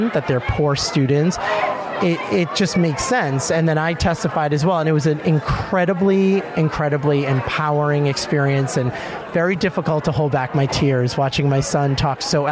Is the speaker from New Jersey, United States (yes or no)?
no; Boston, Massachusetts, United States; I am from Boston, Massachusetts